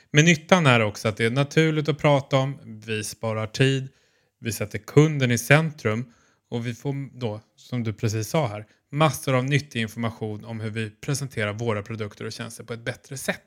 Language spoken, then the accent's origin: Swedish; Stockholm, Stockholm County, Sweden; now in Malmö, Sweden; jag som är stockholmare men bor i Malmö